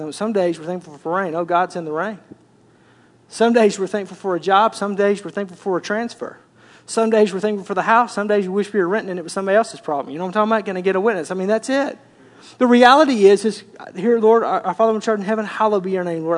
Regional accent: Arkansas, United States; I grew up in Arkansas

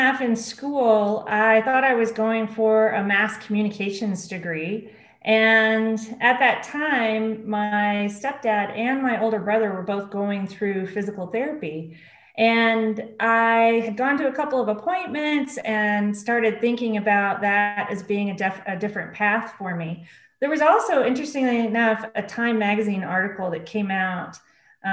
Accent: Oklahoma City, Oklahoma, United States; I grew up in Oklahoma City, grew up in a single parent home with one older brother

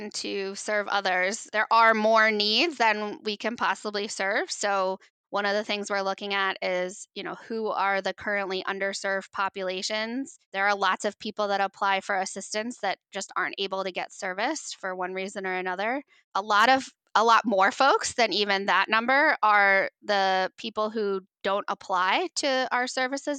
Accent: Upper Valley, New Hampshire, United States; moved away as an adult; it's here in New Hampshire and I grew up in the Upper Valley

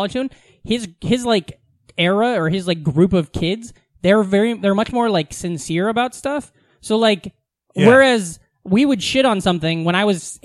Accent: Southwest Iowa, United States; Growing up in Southwest Iowa

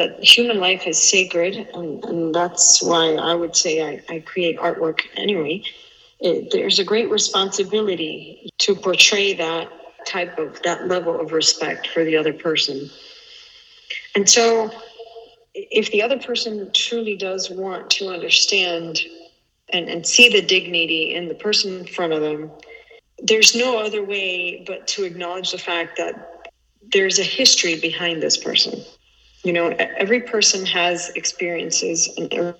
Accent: United States; growing up in the States

